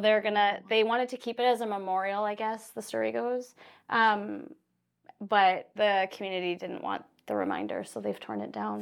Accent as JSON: {"language": "English", "region": "Saskatchewan", "country": "Canada", "tie": "born or raised there", "said": "I grew up in Saskatchewan. I grew up in the prairies"}